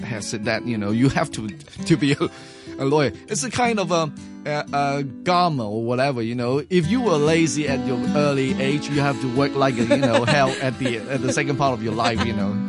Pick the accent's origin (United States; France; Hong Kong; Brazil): Hong Kong; New Territories; I was born in Hong Kong, actually, to be precise, uh, in Mill Territory. Uh, I came from, uh, the rural family